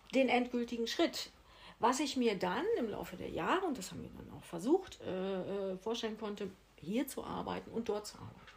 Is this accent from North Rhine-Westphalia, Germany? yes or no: yes; Ibbenbüren, North Rhine-Westphalia, Germany; moved away as an adult; now in Mallorca, Spain; in Ibbenbüren, in meiner Geburtsstadt. Ich komme aus Ibbenbüren